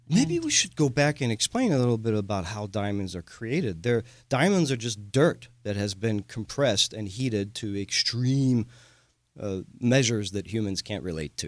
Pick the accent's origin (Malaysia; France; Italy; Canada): France; moved away as an adult; now in Houston, United States; I am a Texan from France, a proud Houstonian. Uh, I moved here when I was a young man.